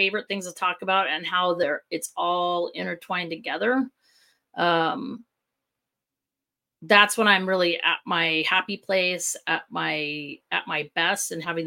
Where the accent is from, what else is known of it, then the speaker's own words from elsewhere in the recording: Southern California, United States; now in Chandler, United States; originally from Southern California